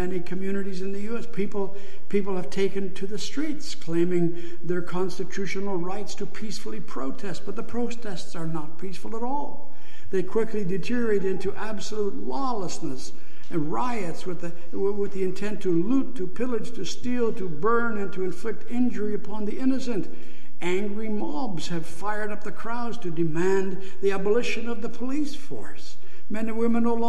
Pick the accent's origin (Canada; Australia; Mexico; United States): Canada; As Canadian Christians